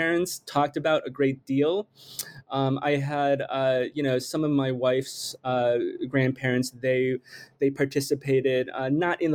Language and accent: English; United States; also born or lived in China / Michigan / New York; I was born in China, but I immigrated really quickly to the United States at the age of 6. And I grew up here. I grew up mostly in Michigan and New York.